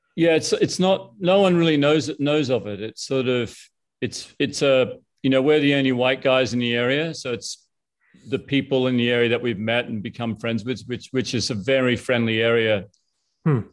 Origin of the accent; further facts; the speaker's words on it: Brisbane, Queensland, Australia; moved away; I grew up in Brisbane.